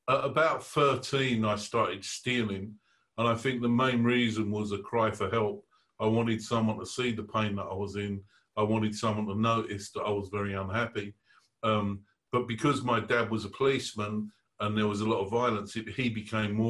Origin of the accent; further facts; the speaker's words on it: London, United Kingdom; I was born in the East End of London